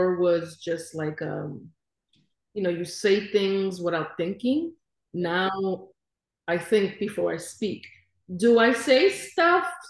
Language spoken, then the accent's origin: English; New York City, New York, United States; moved away as an adult; now in Florida, United States; I was raised in Brooklyn